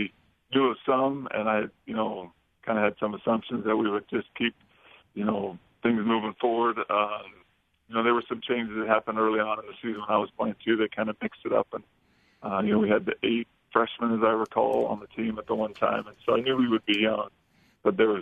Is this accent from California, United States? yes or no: yes; Bay Area, California, United States; moved away as an adult; also born or lived in Provo, Utah; Growing up in California